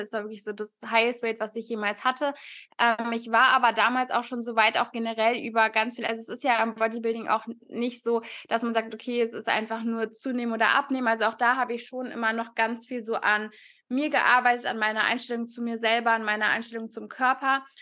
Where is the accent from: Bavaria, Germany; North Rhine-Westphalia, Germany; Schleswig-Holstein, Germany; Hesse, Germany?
North Rhine-Westphalia, Germany; Cologne; ich komme aus Köln, studiere aktuell noch ähm, Sportwissenschaften an der Sporthochschule